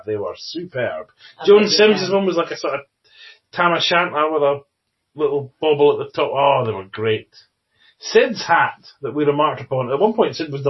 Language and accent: English; United Kingdom; That's only because they know we'd complain because we're British.